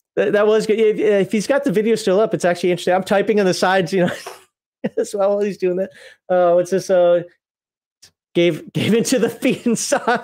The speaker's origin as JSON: {"language": "English", "region": "Minnesota", "country": "United States", "moved": "yes", "lives_now": "Alabama, United States", "said": "I'm from Minnesota"}